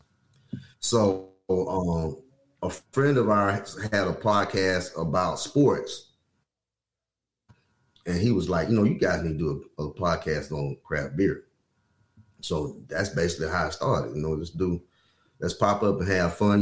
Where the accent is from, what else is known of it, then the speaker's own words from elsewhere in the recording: Alabama, United States; we were born and raised in Alabama